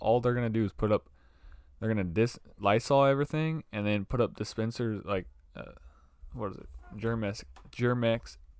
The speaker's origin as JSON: {"language": "English", "region": "New Jersey", "country": "United States", "said": "I never got away from who I am. I'm from Ludburg, New Jersey."}